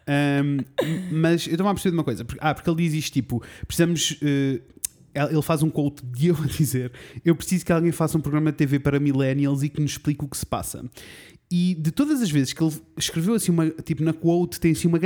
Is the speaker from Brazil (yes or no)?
no; Portugal